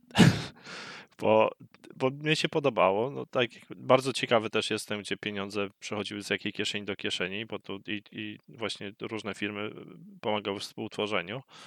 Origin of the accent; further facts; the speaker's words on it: Poland; moved away